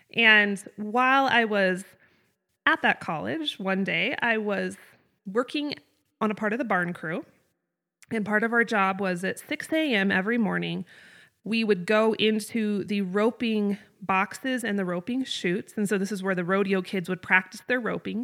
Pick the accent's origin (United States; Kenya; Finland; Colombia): United States; North Idaho; moved away as an adult; also born or lived in Southeast Wyoming; I grew up in North Idaho, up in the Panhandle.